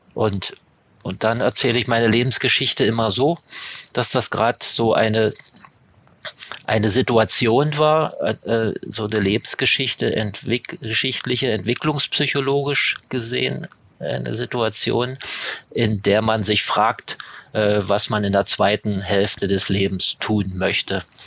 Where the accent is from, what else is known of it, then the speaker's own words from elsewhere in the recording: East Germany, Germany; ich komme ja, komme ja aus der DDR